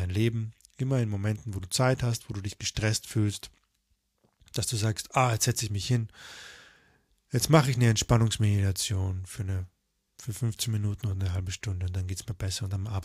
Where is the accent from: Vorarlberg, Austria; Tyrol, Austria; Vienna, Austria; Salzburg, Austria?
Tyrol, Austria; ich war ja damals noch auch auf den Tirol, ich komme ja auch aus Tirol.